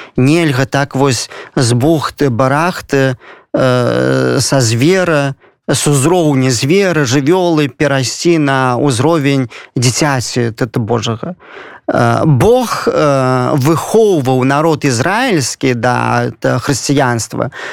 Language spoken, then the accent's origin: Belarusian; Belarus; я заўсёды ганаруся что я беларус